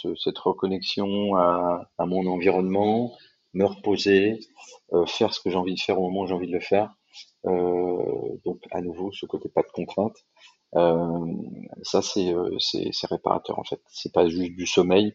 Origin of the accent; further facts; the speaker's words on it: Paris, Île-de-France, France; en tant que Parisien